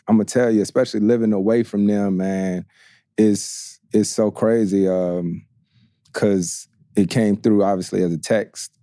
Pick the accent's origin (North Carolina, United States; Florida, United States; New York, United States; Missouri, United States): North Carolina, United States; growing up in Carolina